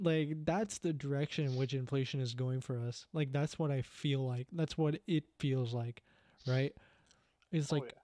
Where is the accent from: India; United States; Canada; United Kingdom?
Canada; being Canadian